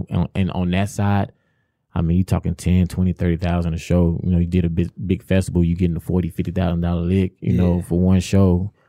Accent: Lancaster, Texas, United States; I'm from Lancaster.

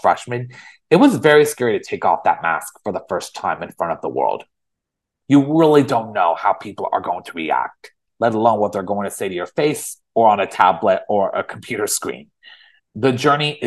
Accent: San Francisco Bay Area, California, United States; moved away as an adult; also born or lived in Los Angeles; I grew up in the San Francisco Bay Area all my life.

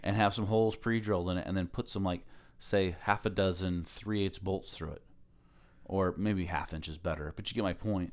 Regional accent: Aloha, Oregon, United States; moved away as an adult; also born or lived in Camas, Washington; now in Alaska, United States; I grew up in Aloha

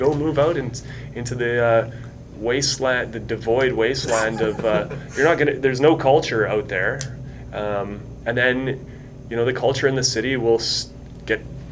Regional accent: Winnipeg, Manitoba, Canada; I grew up in Wolseley, and Wolseley's different now than it was back in the day

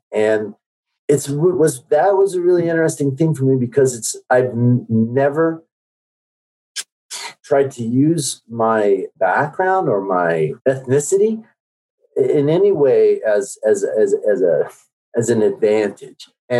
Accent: South Korea; born there; moved away; My passport says that I was born in Korea, which is absolutely true. I'm a naturalized citizen.

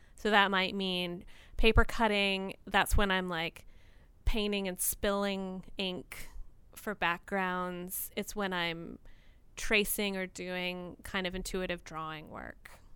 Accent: rural Tennessee, United States; also born or lived in Nashville, Tennessee / Baltimore / New York; now in Port Townsend, United States; I was born in Nashville, Tennessee, but my family quickly moved into a rural area in Tennessee

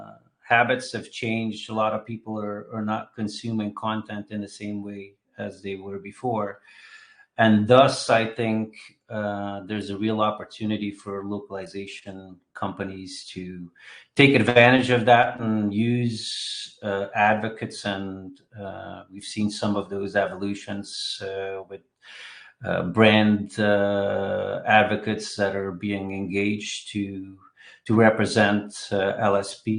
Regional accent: Switzerland; also born or lived in Belgium / San Francisco, United States / Los Angeles, United States / Boston, United States; now in Keller, United States; I was born in Belgium. I grew up in Switzerland, been in the United States for many years

